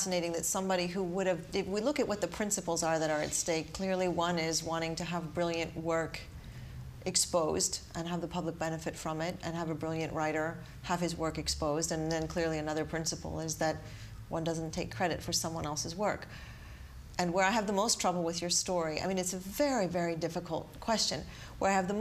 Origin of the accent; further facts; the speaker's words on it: United States; as an American